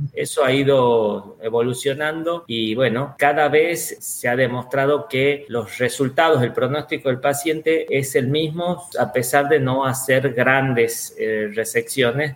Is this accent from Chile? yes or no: no; Argentina; now in Valencia, Spain; actualmente soy argentino y actualmente estoy viviendo en España en Valencia